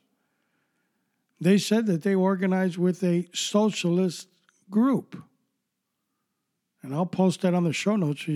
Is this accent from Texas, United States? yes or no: no; New York City, New York, United States; I grew up in New York City